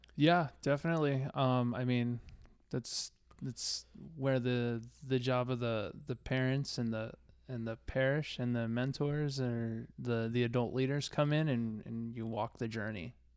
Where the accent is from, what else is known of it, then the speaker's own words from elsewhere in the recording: East Coast, United States; moved away; I grew up on the East Coast.